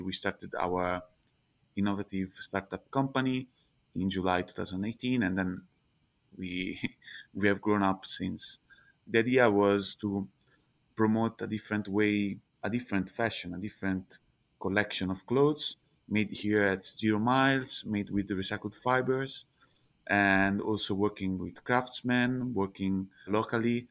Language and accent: English; Prato, Tuscany, Italy; English is a second language; moved away as an adult; also born or lived in Milan / China / Vietnam; now in Prato, Italy; I'm from Prato, which is one of the biggest textile cluster in Europe